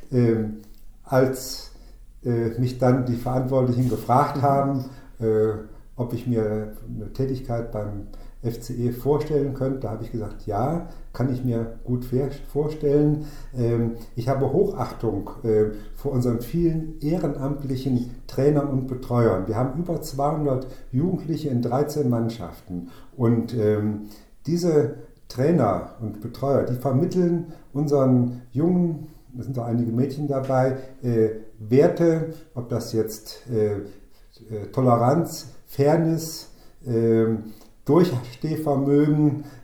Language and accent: German; Mühlhausen, Hesse, Germany; also born or lived in Bad Arolsen; ich komme äh, gebürtig aus dem äh, Norden des Landkreises Waldeck-Frankenberg